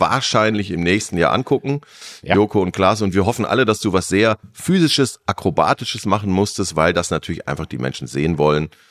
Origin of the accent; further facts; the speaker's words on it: Germany; wir sind Deutsche